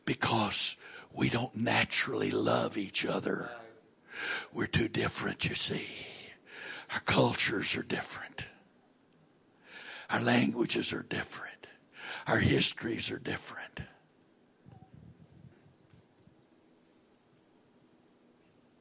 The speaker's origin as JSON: {"language": "English", "region": "southern United States", "country": "United States", "also_born_or_lived": "Maryland", "accent": "southern", "moved": "as an adult", "said": "my accent says I'm from the southern part of the United States."}